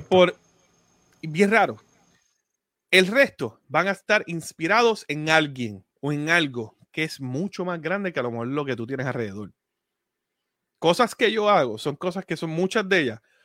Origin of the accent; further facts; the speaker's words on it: Puerto Rico; moved away; Nosotros somos de Puerto Rico y aunque yo no viva allá